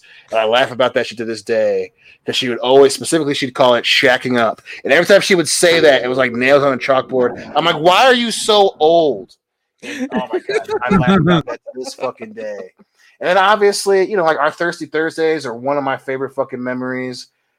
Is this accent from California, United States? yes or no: no; Cincinnati, Ohio, United States; I'm from Cincinnati.